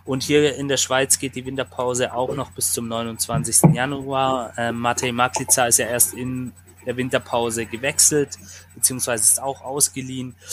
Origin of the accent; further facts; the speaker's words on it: Swabia, Baden-Württemberg, Germany; ganz schwäbisch, wie wir alle sind